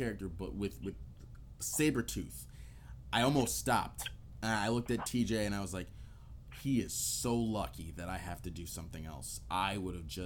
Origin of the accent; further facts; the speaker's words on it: New York, United States; I'm from New York